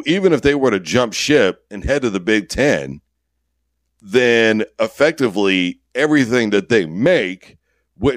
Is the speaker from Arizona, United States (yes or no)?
no; Wichita, Kansas, United States; moved away; I am from Wichita, Kansas